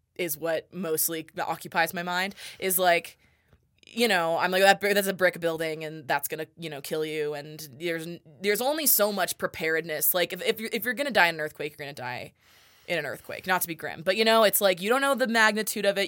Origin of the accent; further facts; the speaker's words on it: La Cañada Flintridge, California, United States; moved away as an adult; now in Reno, United States; I am originally from Los Angeles, California, um, a suburb of Los Angeles called La Cañada Flint Ridge